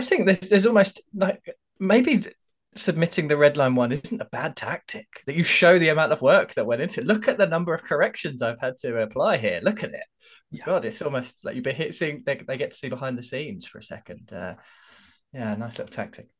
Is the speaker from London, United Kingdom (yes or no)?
yes; London, United Kingdom; accent: London; my London accent